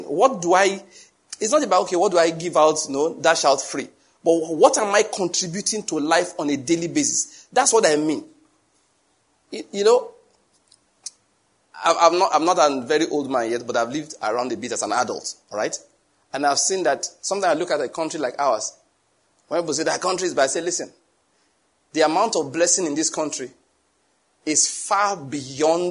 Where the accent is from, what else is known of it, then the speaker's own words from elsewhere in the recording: Nigeria; I'm a Nigerian